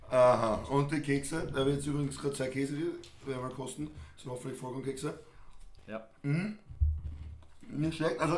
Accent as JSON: {"language": "German", "region": "Lower Austria", "country": "Austria", "lives_now": "Salzburg, Austria", "said": "ich komme eigentlich ursprünglich aus Niederösterreich, habe da in Oberösterreich gewohnt und bin jetzt auch in Salzburg."}